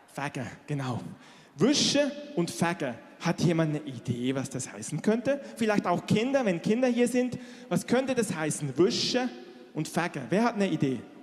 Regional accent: Switzerland; moved away; ich bin in der Schweiz groß geworden

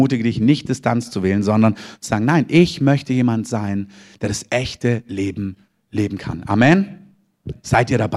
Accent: Southern Germany, Germany; now in Berlin, Germany; Also ich bin Süddeutscher und wohne in Berlin, aber ich bin nicht von meinen Eltern geflohen.

